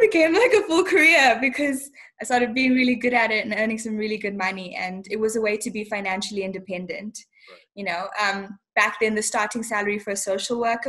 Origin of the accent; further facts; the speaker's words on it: Bulawayo, Zimbabwe; also born or lived in Harare, Zimbabwe; now in South Africa; I was born in the capital, Harare, and then grew up in Bulawayo, Zimbabwe